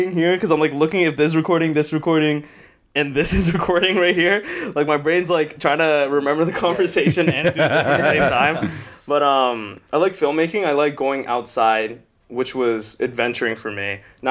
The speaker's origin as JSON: {"language": "English", "town": "Toronto", "region": "Ontario", "country": "Canada", "said": "I'm from Toronto."}